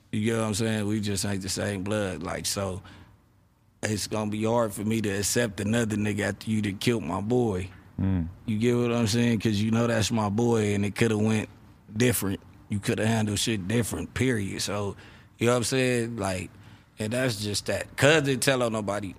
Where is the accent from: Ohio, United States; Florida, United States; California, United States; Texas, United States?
California, United States; Los Angeles; I'm from Rolling 60